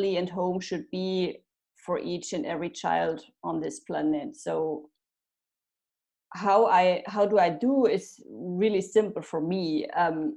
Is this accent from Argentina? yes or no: no; Germany; moved away as an adult; also born or lived in France; now in Italy; I'm from Germany, but emigrated in 2017